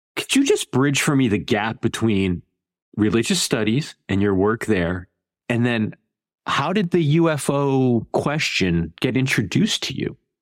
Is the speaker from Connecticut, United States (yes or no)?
yes; Connecticut, United States; moved away; I'm from Connecticut originally, and I was a child, sort of the 70s and 80s